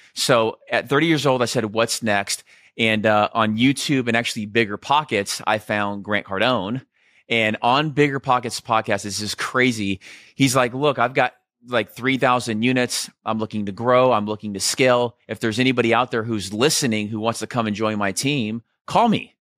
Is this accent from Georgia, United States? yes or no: no; Scottsdale, Arizona, United States; also born or lived in Southern California; I was about ten years old, my parents split. Uh, I moved from Southern California to Scottsdale